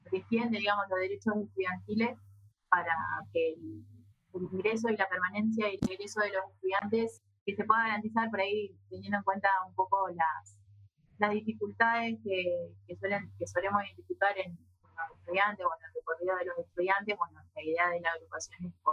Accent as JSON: {"language": "Spanish", "town": "Paraná", "region": "Entre Ríos", "country": "Argentina", "moved": "as an adult", "lives_now": "Santa Fe, Argentina", "said": "Eh, yo estudio la licenciatura en diseño industrial en la FADU y yo también soy de Paraná pero yo sí vivo eh, en Santa Fe desde que empecé mi carrera."}